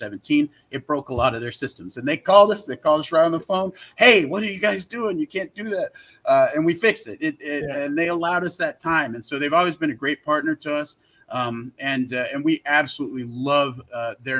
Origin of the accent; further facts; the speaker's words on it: Salt Lake City, Utah, United States; now in Southern California, United States; I'm originally from Salt Lake City, Utah